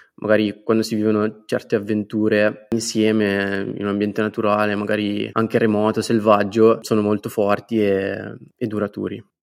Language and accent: Italian; Guanzate, Lombardy, Italy; del mio paese, Guanzate, in provincia di Como